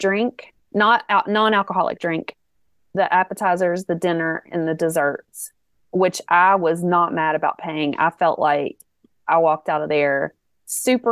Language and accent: English; the South, United States; I'm from the South